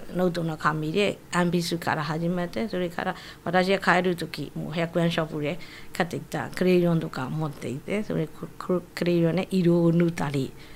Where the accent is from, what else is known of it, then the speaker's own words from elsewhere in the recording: Yangon, Yangon Region, Myanmar; Japanese is a second language; moved away as an adult; also born or lived in Miyagi, Japan; now in Okinawa, Japan; ヤンゴンの出身です。